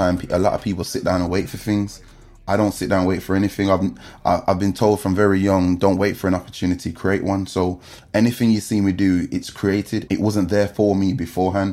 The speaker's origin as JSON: {"language": "English", "town": "Wolverhampton", "region": "West Midlands", "country": "United Kingdom", "tie": "born or raised there", "moved": "as an adult", "lives_now": "London, United Kingdom", "said": "I grew up in Dunstall."}